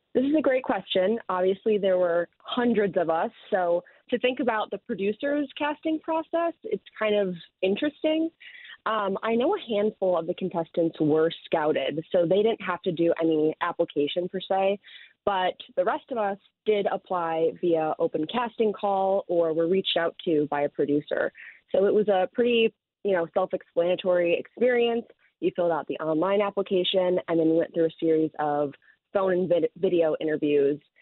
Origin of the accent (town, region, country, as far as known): Chicago, Illinois, United States; also born or lived in Wicker Park, Chicago